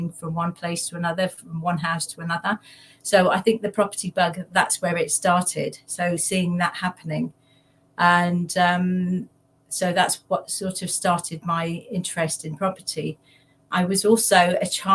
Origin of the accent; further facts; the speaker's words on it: Leicester, East Midlands, United Kingdom; also born or lived in London; I was born in London. My father uprooted us and moved us to Leicester, of all the places in East Midlands. So I grew up there.